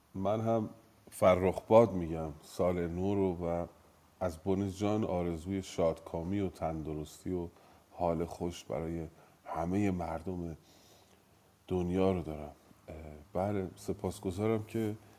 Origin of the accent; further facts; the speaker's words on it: Iran; من ایرانی هستم